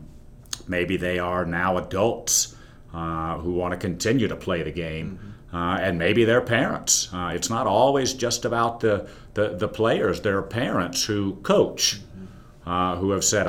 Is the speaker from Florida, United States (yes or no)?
no; Greensboro, North Carolina, United States; also born or lived in Blacksburg, Virginia; I grew up in Greensboro and played back when UNCG was winning Division III national championships